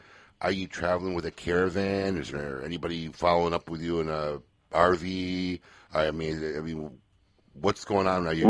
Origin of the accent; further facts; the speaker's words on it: Chicago, Illinois, United States; my hometown, Chicago